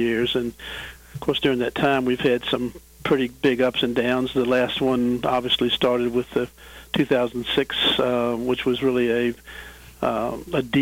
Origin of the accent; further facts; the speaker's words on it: Williamsburg, Virginia, United States; now in Richmond, United States; I grew up in Williamsburg, which is about 50 miles from here, and came to Richmond right out of college